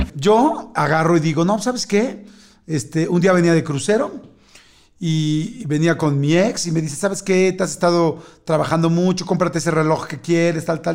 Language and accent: Spanish; Mexico; yo soy mexicano